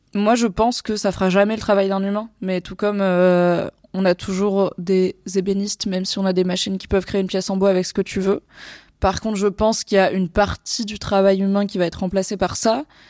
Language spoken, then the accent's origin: French; Valence, Auvergne-Rhône-Alpes, France; moved away as an adult; also born or lived in Lyon / Lille / Alsace; quand j'étais ado à Valence